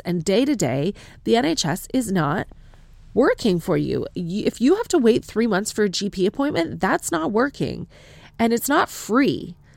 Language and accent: English; Canada; accent: Canadian; moved away as an adult; now in United Kingdom; My accent is from Canada. I am not ethnically Canadian